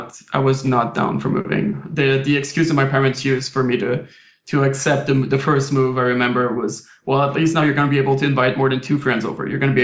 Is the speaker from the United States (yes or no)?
no; Quebec, Canada; first language French; English is a second language; Like, I was born and raised in Quebec. So I was French, French school, French parent, French friends back in Quebec.